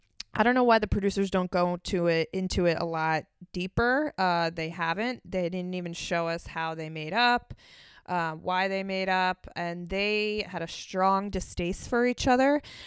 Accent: Philadelphia, Pennsylvania, United States; moved away; Philadelphia, my hometown

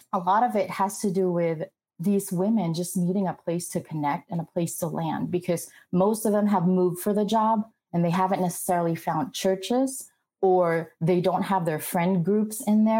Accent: Philippines; moved away as an adult; also born or lived in Glendale, United States; now in United States; I was actually born and raised in the Philippines, went to an all girls Catholic college.

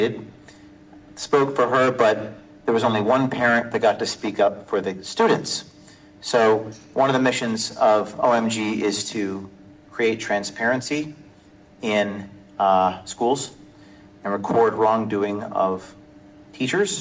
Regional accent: Bergen County, New Jersey, United States; I'm from Bergen County, New Jersey.

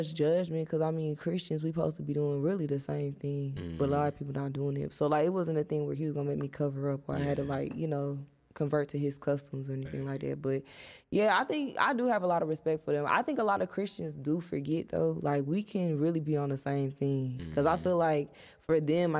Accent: Atlanta, Georgia, United States; born there; No, is it? I was born in Atlanta.

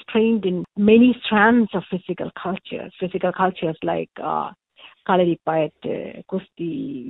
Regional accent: Kerala, India; now in New Haven, United States; I'm a historian from Kerala, and I work now as a Fulbright Nehru Fellow at the South Asian Studies at Yale University.

